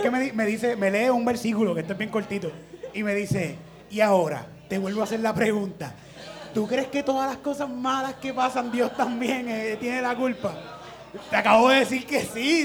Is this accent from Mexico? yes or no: no; Puerto Rico; en el polvorín de donde yo soy